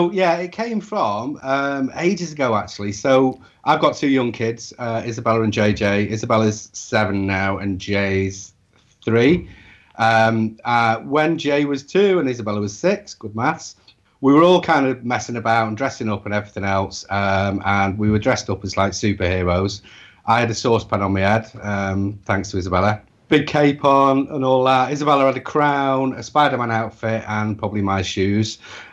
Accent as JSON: {"language": "English", "region": "Wales", "country": "United Kingdom", "said": "I'm Welsh."}